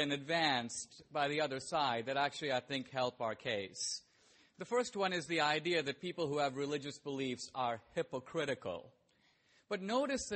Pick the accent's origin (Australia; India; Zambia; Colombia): India; I was born in India